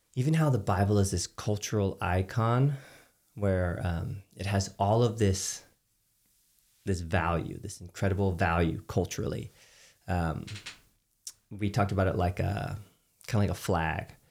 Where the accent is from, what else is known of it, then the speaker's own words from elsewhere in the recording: Texas, United States; as a Texan. Like I grew up with a, a dad that would he had a giant smoker